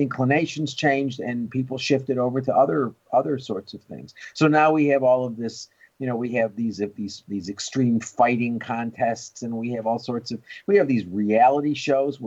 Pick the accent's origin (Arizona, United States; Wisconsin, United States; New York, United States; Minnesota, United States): New York, United States; when I was a kid growing up in New York